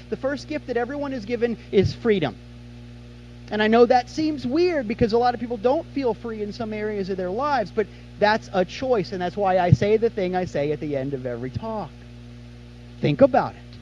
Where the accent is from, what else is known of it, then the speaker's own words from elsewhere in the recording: Kansas City, United States; now in Florida, United States; I'm from Kansas City